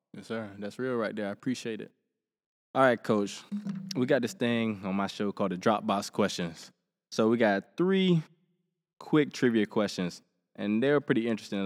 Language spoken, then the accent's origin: English; Helena, Alabama, United States; I grew up in Helena, Alabama, small town.